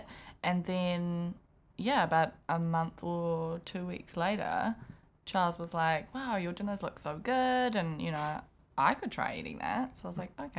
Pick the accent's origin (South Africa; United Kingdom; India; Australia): South Africa; I'm South African, and we eat meat with breakfast, lunch, and dinner, and our snacks are biltong